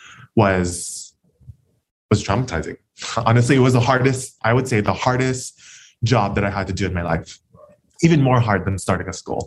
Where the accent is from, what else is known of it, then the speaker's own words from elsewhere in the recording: Honolulu, Hawaii, United States; Born and raised in Kalihi